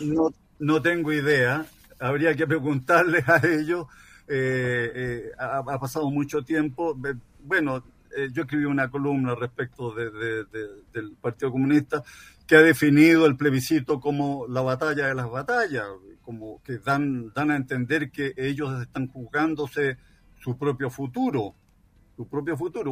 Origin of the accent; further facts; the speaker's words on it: Chile; Somos todos chilenos, independientemente de nuestros ancestros